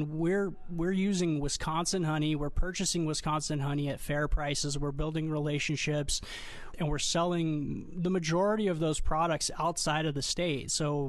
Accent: Armenia; now in United States; I immigrated here from Armenia, actually, where my family was five generations of beekeepers. And when we came to America, to the West Coast

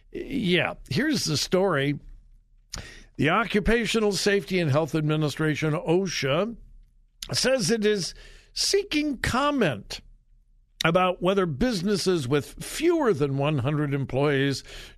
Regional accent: Southern California, United States; moved away; I'm from Southern California. It's been many, many years ago

